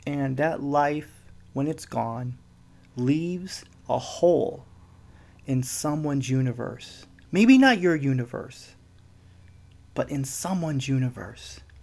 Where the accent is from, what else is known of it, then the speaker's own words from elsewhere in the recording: Midwest, United States; now in West Coast, United States; I was born in the Midwest. I'm living on the West Coast